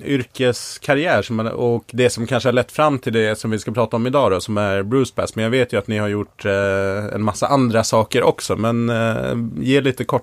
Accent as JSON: {"language": "Swedish", "town": "Stockholm", "region": "Stockholm County", "country": "Sweden", "tie": "born or raised there", "said": "jag kommer från Stockholm."}